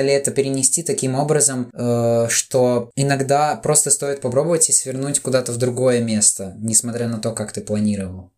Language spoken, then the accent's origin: Russian; Latvia; у нас здесь творится